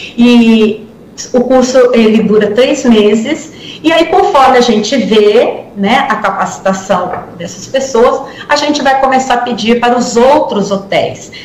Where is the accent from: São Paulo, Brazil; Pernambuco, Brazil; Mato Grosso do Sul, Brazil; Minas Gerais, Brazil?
São Paulo, Brazil; Guarujá; eu sou do Guarujá